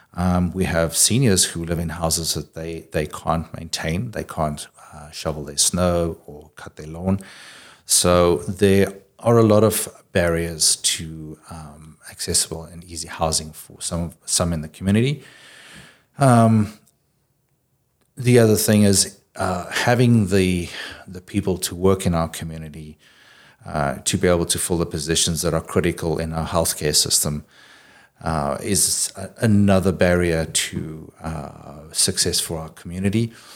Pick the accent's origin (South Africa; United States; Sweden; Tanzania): South Africa; moved away as an adult; now in Kitimat, Canada; I grew up in South Africa originally.